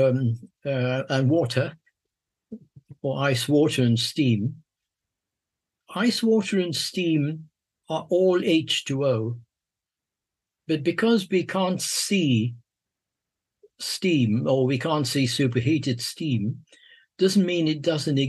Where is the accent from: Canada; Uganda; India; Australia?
India; Mumbai, Maharashtra; moved away; also born or lived in London, United Kingdom / Sussex, United Kingdom / Oxford, United Kingdom; I was born in Bombay, born in the East, and educated in the West